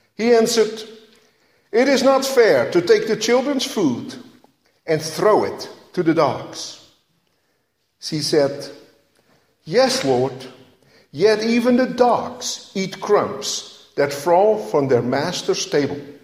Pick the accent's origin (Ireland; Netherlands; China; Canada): Netherlands; moved away; growing up in Holland